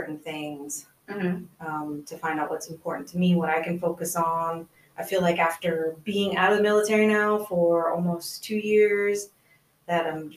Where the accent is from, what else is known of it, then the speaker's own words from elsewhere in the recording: the South, United States; Being a woman growing up in the South